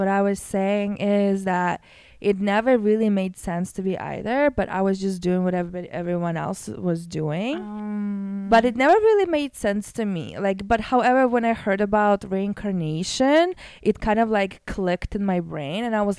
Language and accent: English; Russia; moved away; also born or lived in Canada; I'm from Russia.